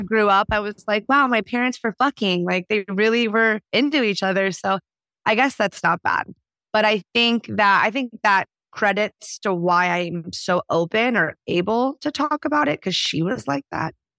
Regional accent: Houston, Texas, United States; moved away as an adult; also born or lived in Dallas, Texas / Nashville, Tennessee; now in Portland, United States; I was born in Dallas. I grew up in Houston, Texas.

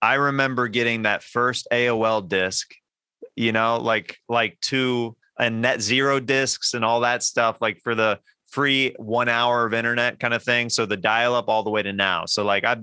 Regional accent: Overland Park, Kansas, United States; moved away; it's Kansas City. I grew up in Overland Park.

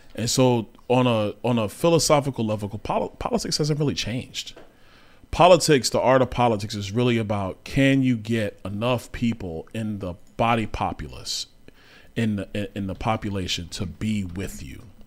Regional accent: New York City, New York, United States; I grew up in Brooklyn, New York

